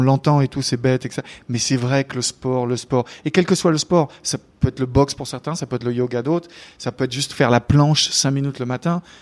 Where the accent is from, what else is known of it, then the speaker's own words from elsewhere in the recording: France; now in New York, United States; en tant que Français.